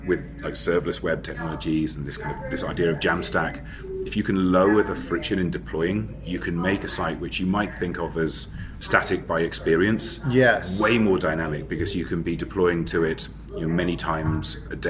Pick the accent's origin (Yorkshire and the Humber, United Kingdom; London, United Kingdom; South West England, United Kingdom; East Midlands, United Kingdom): London, United Kingdom; I come from London, and I work for a company who are actually based in San Francisco, so I work remotely from my own house.